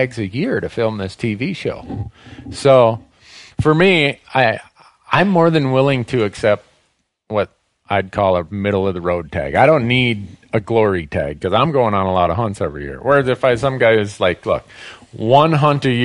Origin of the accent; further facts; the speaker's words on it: Montana, United States; my home state of Montana